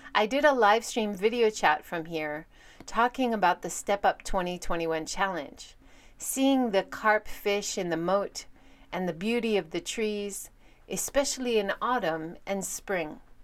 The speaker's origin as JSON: {"language": "English", "country": "United States", "moved": "yes", "lives_now": "Hiroshima, Japan", "said": "Living in Hiroshima as an American"}